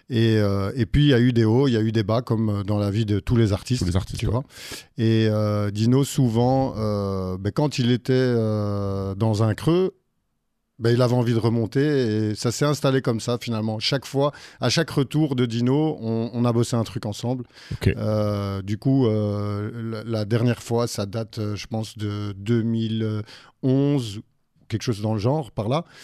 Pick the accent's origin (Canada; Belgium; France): Belgium; Brussels, Brussels-Capital Region; Bruxellois pure souche. Pure Mais mon père est français.